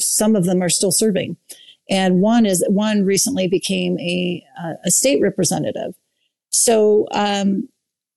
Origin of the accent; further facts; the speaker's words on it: East Bay of San Francisco, California, United States; moved away as an adult; also born or lived in Utah / Eastern Washington / Pennsylvania / Idaho; now in Saratoga Springs, United States; I grew up in the East Bay of San Francisco